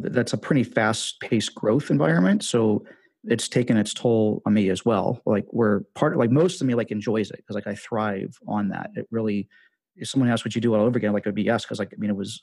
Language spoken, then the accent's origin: English; Washington, District of Columbia, United States; moved away as an adult; also born or lived in Las Vegas / Costa Rica; I'm from Washington, D.C., but we had moved to Vegas for a year